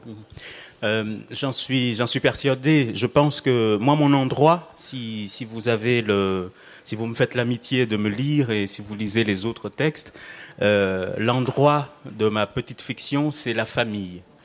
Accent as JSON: {"language": "French", "country": "Mayotte"}